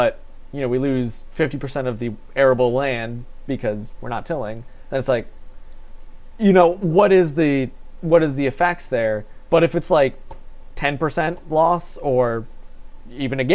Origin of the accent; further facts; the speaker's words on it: Batavia, United States; I'm from Batavia